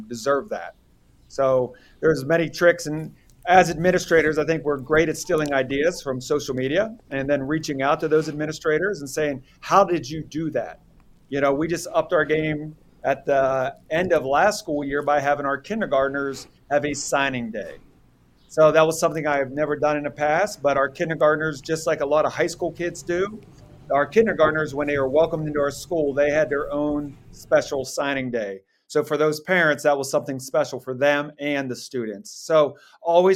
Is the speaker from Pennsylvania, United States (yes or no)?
yes; Pittsburgh, Pennsylvania, United States; moved away as an adult; also born or lived in Virginia Beach, Virginia; now in Rockingham County, Virginia, United States; I grew up in the Pittsburgh area of Pennsylvania